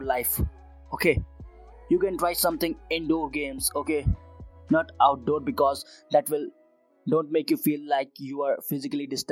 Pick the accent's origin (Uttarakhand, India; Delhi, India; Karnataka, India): Uttarakhand, India; I am right now in Uttarakhand, my hometown